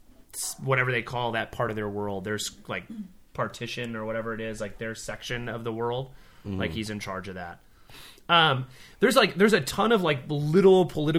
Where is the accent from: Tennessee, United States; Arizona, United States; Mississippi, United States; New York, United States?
Arizona, United States; we're from Arizona